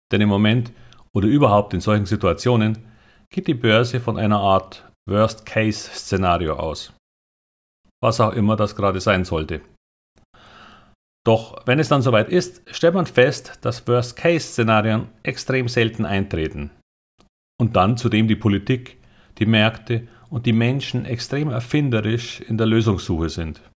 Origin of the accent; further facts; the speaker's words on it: Bavaria, Germany; aber als Bayer bevorzuge ich Karl Valentin als Quelle.